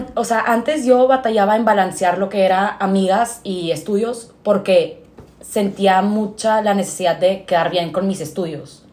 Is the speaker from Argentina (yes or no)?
no; Monterrey, Nuevo León, Mexico; toda mi vida he vivido aquí en Monterrey